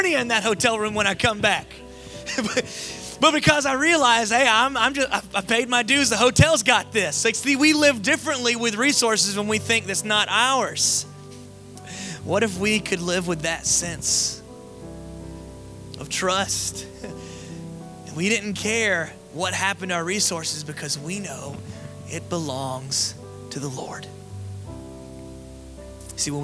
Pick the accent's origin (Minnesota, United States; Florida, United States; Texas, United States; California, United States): Florida, United States; also born or lived in Las Vegas, United States; now in Georgia, United States; I grew up in Florida